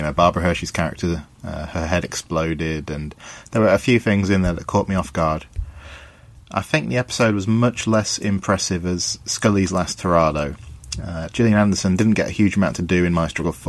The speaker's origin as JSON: {"language": "English", "region": "England", "country": "United Kingdom", "said": "I'm from England in the UK"}